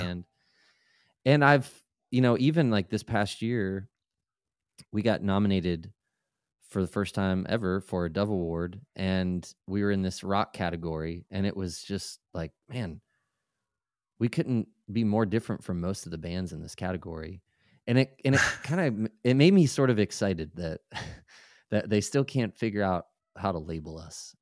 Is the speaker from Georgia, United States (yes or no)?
no; Maryland, United States; I lived in, I grew up in Maryland